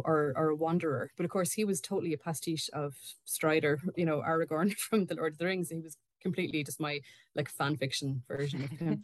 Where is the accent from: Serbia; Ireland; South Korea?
Ireland; we are both Irish authors, um, me and Susan both